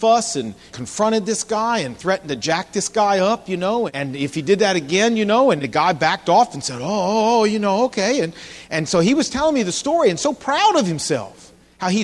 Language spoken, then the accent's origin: English; Portsmouth, Virginia, United States; when I was growing up, I wasn't a Christian, but I remember down in my hometown of Portsmouth, Virginia